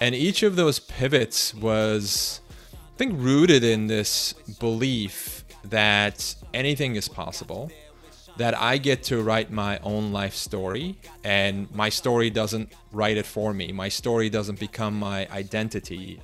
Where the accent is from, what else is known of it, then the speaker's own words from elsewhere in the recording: Istanbul, Turkey; English is a second language; I grew up in Istanbul